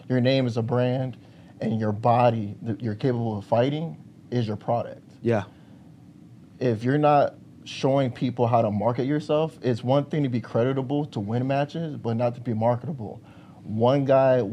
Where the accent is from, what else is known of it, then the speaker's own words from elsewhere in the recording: Park Forest, Illinois, United States; I was born in Park Forest, Illinois